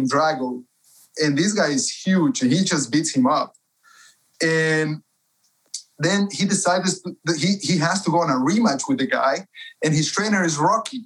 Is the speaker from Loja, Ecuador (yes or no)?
no; Cuenca, Azuay, Ecuador; moved away as an adult; now in United States; I was born and raised in Cuenca, Ecuador, been in the States for 11 years.